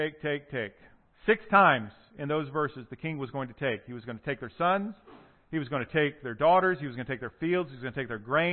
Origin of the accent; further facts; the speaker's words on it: South Carolina, United States; the Deep South, so South Carolina, you know, where I'm from